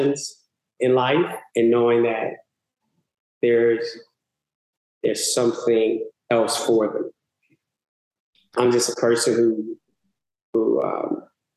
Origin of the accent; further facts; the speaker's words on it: Chicago, Illinois, United States; also born or lived in Mississippi; now in Los Angeles, United States; growing up on the South Side of Chicago, it was a typical in the 70s. 80s.